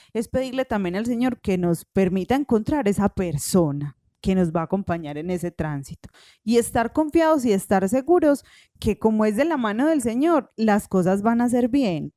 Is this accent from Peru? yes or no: no; Paisa, Antioquia, Colombia; en paisa nosotros decimos eso